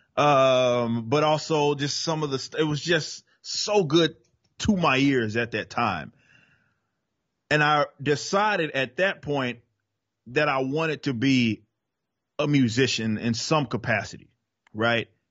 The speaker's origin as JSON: {"language": "English", "town": "Dallas", "region": "Texas", "country": "United States", "tie": "born or raised there", "accent": "Southern", "said": "I was born and raised in Dallas, Texas"}